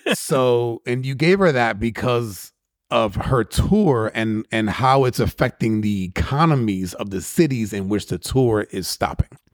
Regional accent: New York, United States; guys that I grew up with in New York

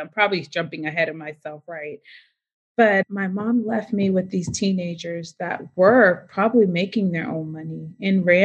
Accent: Boston, Massachusetts, United States; moved away; I was born in Boston

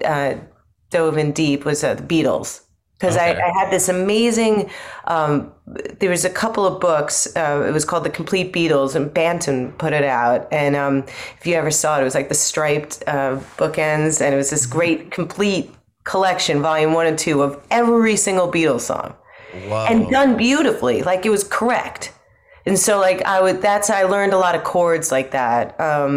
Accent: Long Island, New York, United States; also born or lived in London; now in Brooklyn, United States; I was born and raised on Long Island.

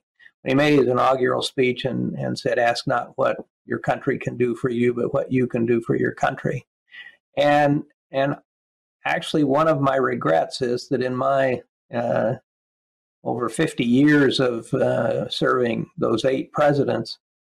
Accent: Kansas, United States; moved away as an adult; my experience growing up in Kansas

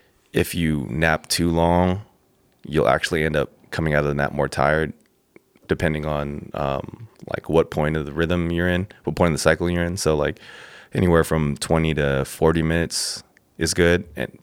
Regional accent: Pasadena, California, United States; born there; also born or lived in San Diego; So, I was born in Pasadena, 626.

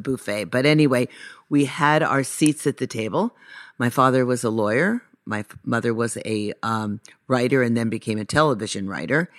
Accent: Los Angeles, California, United States; also born or lived in Encino; I was born in Sherman Oaks

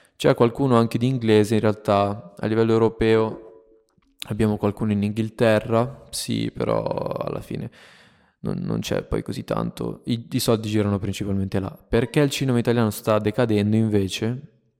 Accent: Italy; also born or lived in Minnesota, United States; sono qui in questo posto ancora nel mio paese nel quale sono nato e cresciuto

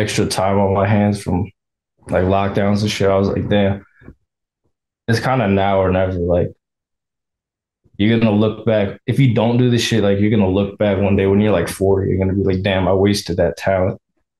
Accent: Virginia, United States; I'm from Virginia.

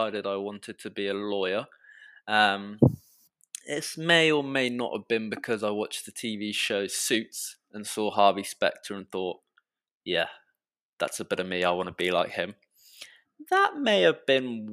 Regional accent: Reading, South East England, United Kingdom; accent: British; first language English; I was born and raised here in England and grew up in a town in the south of England called Reading

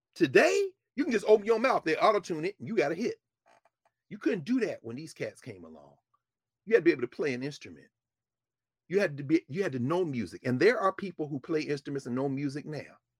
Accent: Nashville, Tennessee, United States; moved away; I grew up in Nashville.

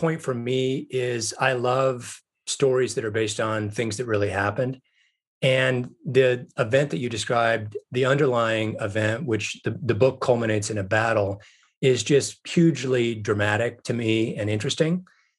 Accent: Wyoming, United States; now in Montana, United States; I grew up in Wyoming, and as you mentioned, I now live in Montana.

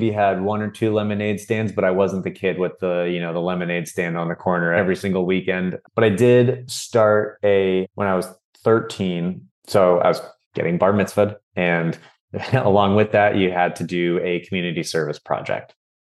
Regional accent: California, United States; also born or lived in Miami, United States; I was born in Miami, Florida, along with my brothers were born there as well. Then we moved out to California for my dad's work.

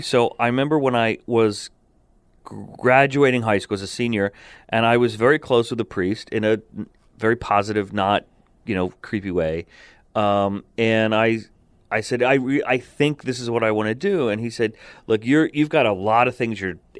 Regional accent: Verona, New Jersey, United States; the parish I grew up in Verona, New Jersey, was fairly progressive.

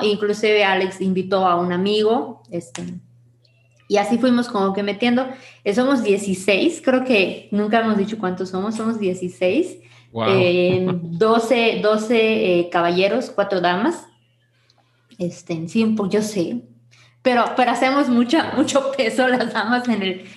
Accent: Yucatán, Mexico; Yo soy Yucatán, amo mi tierra, adoro mi tierra

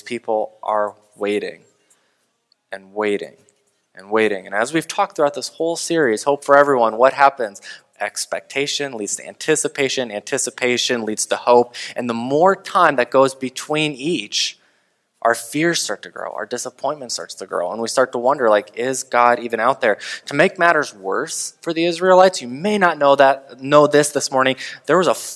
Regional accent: United States; as an American

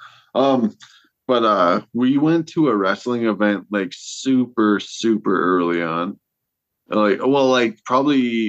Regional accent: Wishek, North Dakota, United States; I'm from Wishing

